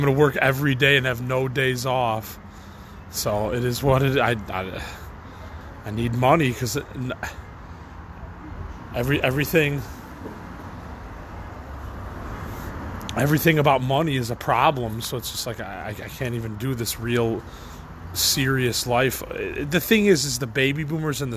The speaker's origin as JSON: {"language": "English", "town": "Chicago", "region": "Illinois", "country": "United States", "said": "I'm the only one from Chicago"}